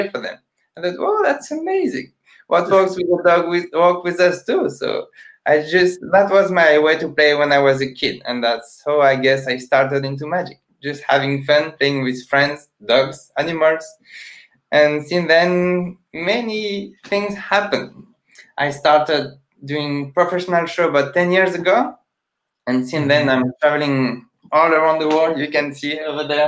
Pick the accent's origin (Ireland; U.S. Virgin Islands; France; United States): France; English is a second language; I'm a magician from France